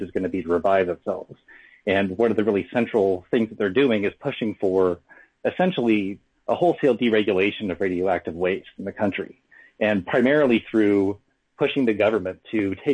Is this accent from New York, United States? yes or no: yes; Syracuse, New York, United States; My hometown is Syracuse, New York, which is just downwind from four nuclear reactors on Lake Ontario.